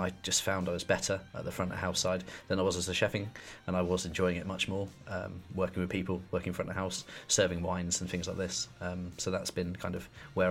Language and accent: English; Weymouth, South West England, United Kingdom; also born or lived in Poole / Bournemouth; I grew up in Weymouth and went to school in Weymouth, and I moved when I was 16 to live in Poole.